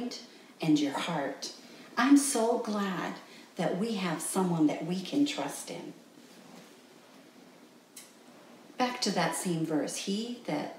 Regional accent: Canada; moved away as an adult; also born or lived in Guatemala; I'm from Canada. I know what a coat's for. I know what 40 degrees below zero looks like

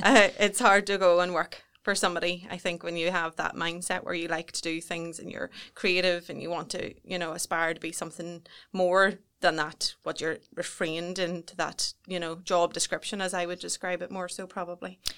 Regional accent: Newry, Northern Ireland, United Kingdom; I was brought up just outside Baysburg, so just on the cusp of Newry, and I've never ve-, ventured too far away

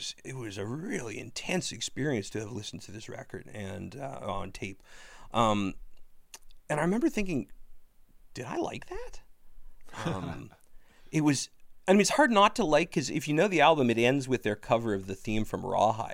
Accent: Ottawa, Ontario, Canada; I grew up near Tunney's Pasture in Ottawa

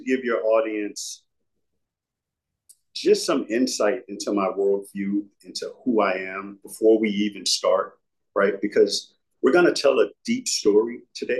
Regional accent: United States; my worldview as an American. Mm-hmm. I'm an American.

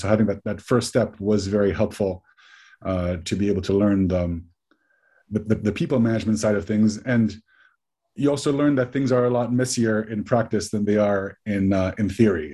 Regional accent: Switzerland; moved away as an adult; also born or lived in United States; I grew up in Switzerland. I'm, I'm Swiss and American. Went to the US for, for university

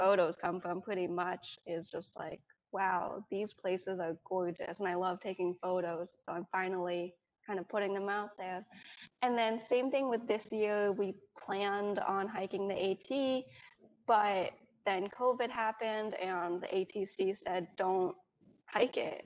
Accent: Bedford, New York, United States; moved away as an adult; also born or lived in Ganzhou, Jiangxi, China / Colorado; now in South Carolina, United States; I grew up in Bedford, New York, which is a suburb out of New York City, and it was it was everything I knew

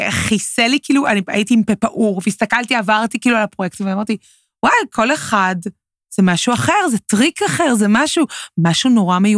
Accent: Tel Aviv, Tel Aviv District, Israel; בגלל שאני תל אביבית, גדלתי באזור הבימה.

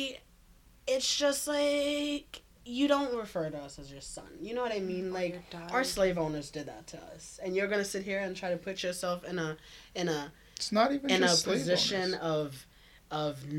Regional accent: the South, United States; I'm from America. Like, I'm from the South

